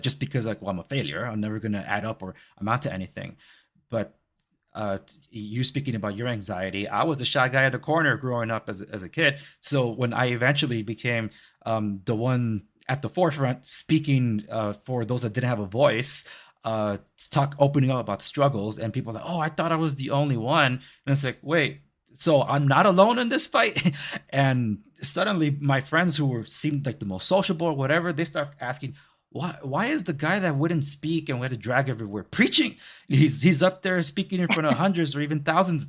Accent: Los Angeles, California, United States; moved away; I come from Compton and Watts

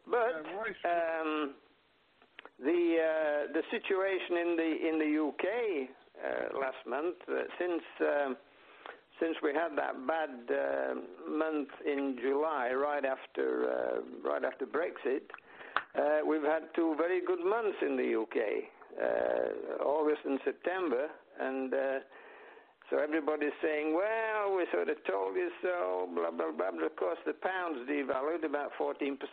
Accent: France; my home country, France

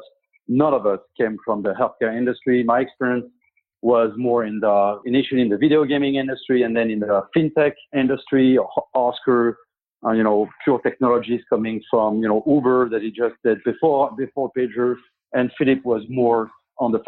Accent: Paris, Île-de-France, France; now in United States; I'm French, and I grew up in France, in Paris.

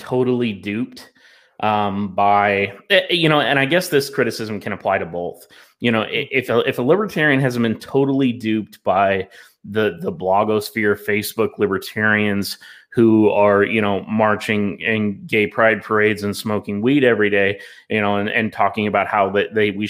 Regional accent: the South, United States; I'm a Southerner

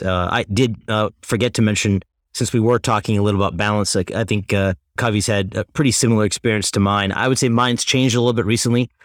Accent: Tulsa, Oklahoma, United States; moved away as an adult; also born or lived in Chicago / New York City; I'm from Tulsa, Oklahoma, originally born and raised

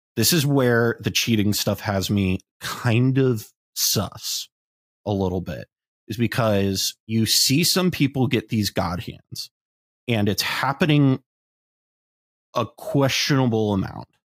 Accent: Columbus, Ohio, United States; moved away; I'm going to be playing in my hometown

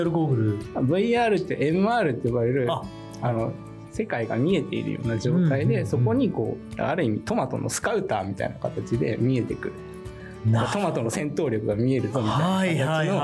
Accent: Kitami, Hokkaido, Japan; moved away; also born or lived in Asahikawa; 出身はちょっと離れた北見市ってまたちょっと別のあの最近カーリングで有名な町ですけど、はい、そこの出身でございます。はいじゃあ北見市で小学校時代もそうです小中と北見市で過ごしました

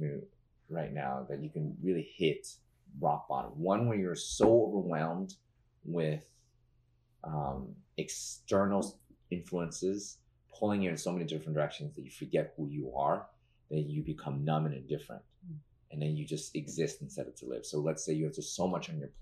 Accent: New York City, New York, United States; as a New Yorker

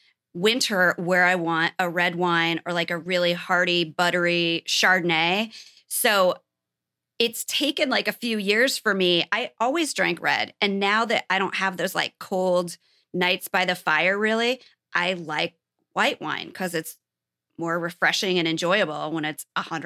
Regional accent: Nebraska, United States; now in Southern California, United States; We met in Southern California, but we're both from Nebraska, but we never met each other there. So we lived like a lot of our lives in Nebraska where it's cold.

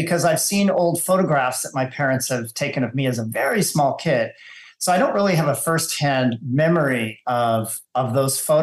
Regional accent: Arizona, United States; also born or lived in Anaheim, California; we moved to Arizona when I was very young

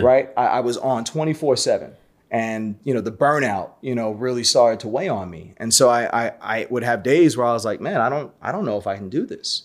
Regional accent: New York City, New York, United States; I'm born and raised in Brooklyn, so I'm a native New Yorker.

